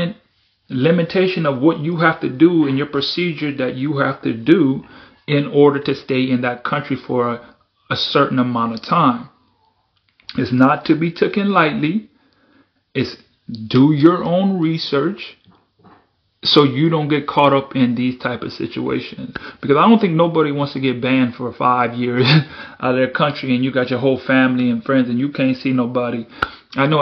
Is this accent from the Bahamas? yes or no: yes; Bahamas; moved away; I was born in Bahamas